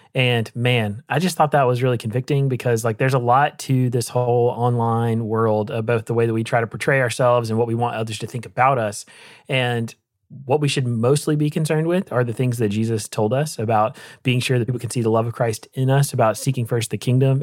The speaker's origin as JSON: {"language": "English", "town": "Rocky Mount", "region": "North Carolina", "country": "United States", "tie": "born or raised there", "moved": "yes", "said": "my hometown in Rocky Mountain, North Carolina"}